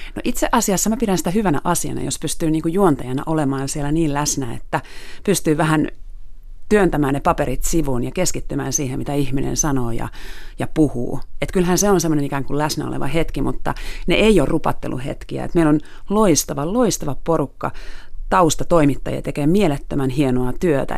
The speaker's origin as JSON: {"language": "Finnish", "country": "Finland", "also_born_or_lived": "Moscow", "said": "olen Suomesta"}